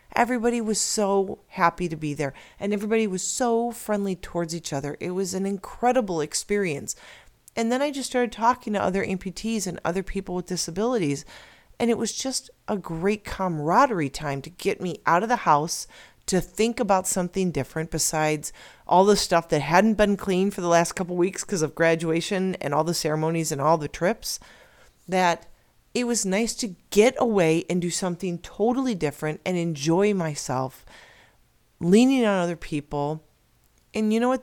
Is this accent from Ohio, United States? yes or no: no; Illinois, United States; now in Arizona, United States; I'm originally from Illinois